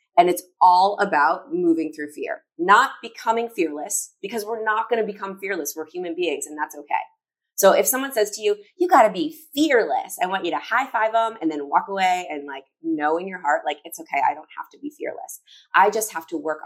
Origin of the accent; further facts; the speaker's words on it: Chicago, Illinois, United States; I'm from Chicago